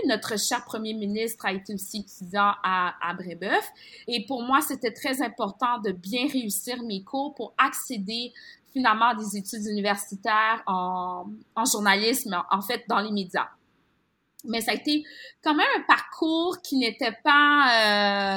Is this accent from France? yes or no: no; Quebec, Canada; mon enfance était vraiment teintée d'un, certain déchirement entre le fait euh, de célébrer ma culture haïtienne ou de vouloir m'intégrer à la culture québécoise